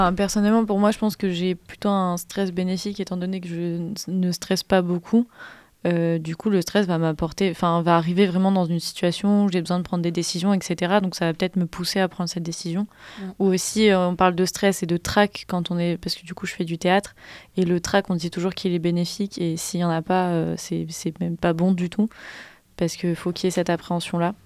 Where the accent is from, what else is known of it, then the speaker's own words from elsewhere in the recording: Grenoble, Auvergne-Rhône-Alpes, France; je viens de Grenoble